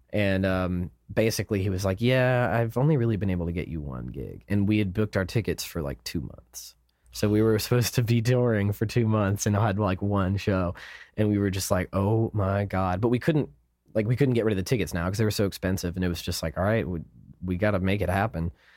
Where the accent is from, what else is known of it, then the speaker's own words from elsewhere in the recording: United States; we're American